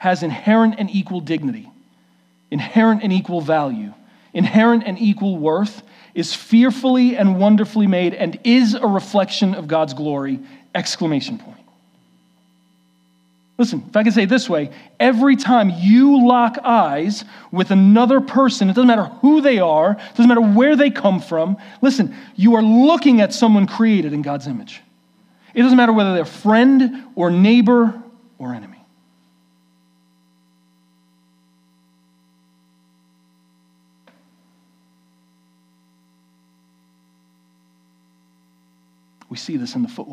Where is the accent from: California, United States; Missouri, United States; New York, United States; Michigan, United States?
New York, United States; New York City; moved away; We grew up in New York City